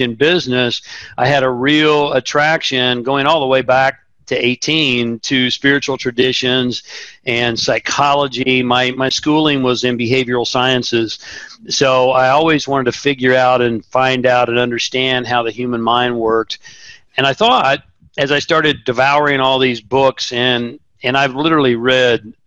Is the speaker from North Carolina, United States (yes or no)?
no; Tulsa, Oklahoma, United States; I grew up in Tulsa, Oklahoma